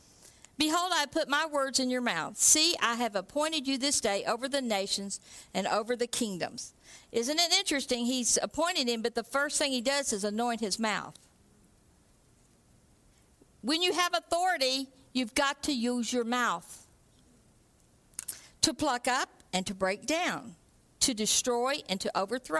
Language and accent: English; Texas, United States; moved away as an adult; now in Canada; I'm from Texas